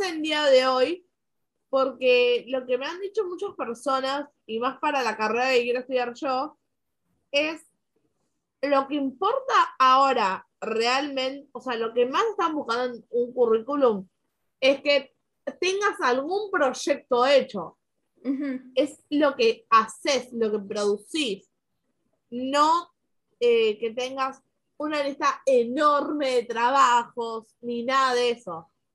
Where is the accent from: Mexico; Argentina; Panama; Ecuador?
Argentina; acá en mi país